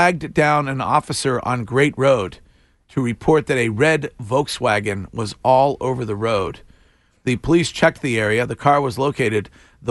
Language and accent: English; Stow, Massachusetts, United States; my hometown, Stow, Massachusetts